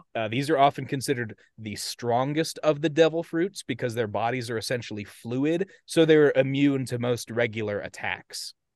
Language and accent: English; United States; accent: American; my American accent